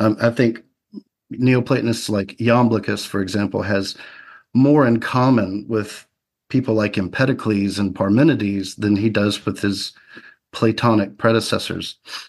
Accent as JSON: {"language": "English", "region": "the South", "country": "United States", "tie": "born or raised there", "said": "Yeah, I grew up in the South, moved around a lot"}